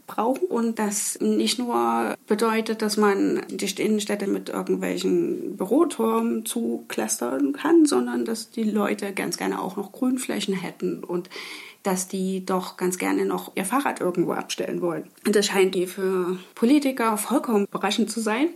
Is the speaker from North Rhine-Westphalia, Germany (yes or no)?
no; Leipzig, Saxony, Germany; moved away; meine Heimatstadt Leipzig